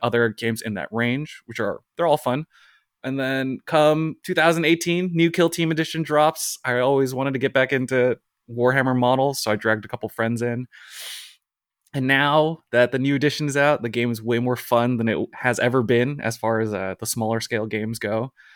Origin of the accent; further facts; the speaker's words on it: West Coast, United States; now in Brooklyn, United States; I'm originally from the West Coast. I'm on the East Coast now